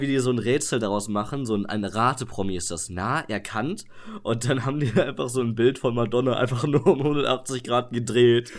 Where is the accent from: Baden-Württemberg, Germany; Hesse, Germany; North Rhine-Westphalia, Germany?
North Rhine-Westphalia, Germany; Sauerland; bei uns im Sauerland äh, in, einer, in, einer, kleinen Stadt